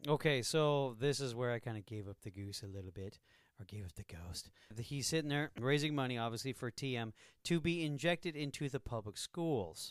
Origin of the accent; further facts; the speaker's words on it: United States; I'm from America